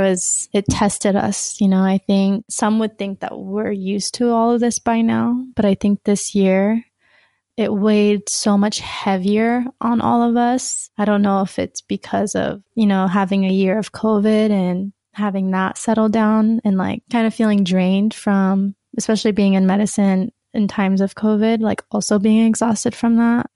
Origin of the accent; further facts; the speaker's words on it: Sacramento, California, United States; moved away as an adult; now in Utah, United States; I was born and raised in Sacramento, California